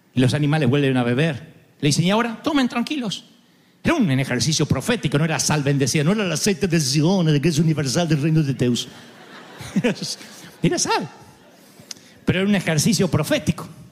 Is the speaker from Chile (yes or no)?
no; Argentina